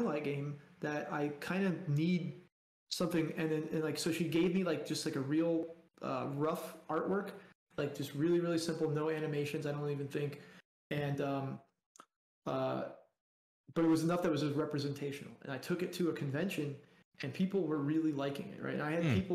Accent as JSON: {"language": "English", "region": "South Florida", "country": "United States", "tie": "born or raised there", "said": "I grew up in South Florida"}